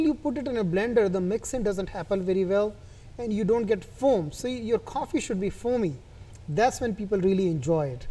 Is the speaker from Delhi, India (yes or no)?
yes; New Delhi, Delhi, India; moved away; I was born and brought up in India